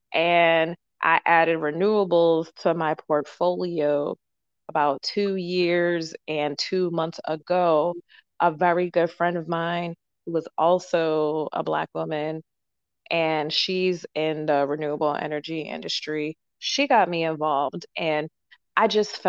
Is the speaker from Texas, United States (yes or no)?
no; Boston, Massachusetts, United States; I'm from the Boston area